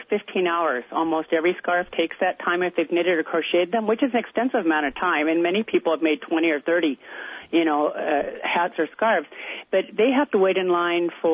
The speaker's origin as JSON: {"language": "English", "town": "Edmonds", "region": "Washington", "country": "United States", "tie": "born or raised there", "said": "I was raised a Methodist, and Dr. David Austin, a local reverend, was who I was raised with in Edmonds"}